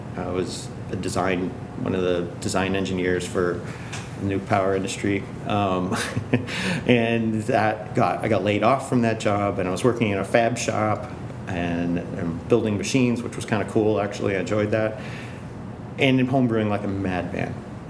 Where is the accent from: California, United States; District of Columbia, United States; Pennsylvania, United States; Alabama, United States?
Pennsylvania, United States; Bellefonte; born there; I'm from Pennsylvania, Bellefonte, Pennsylvania is where I was born. So Central State. It's a town not too far away from State College. That's where my family partially is from.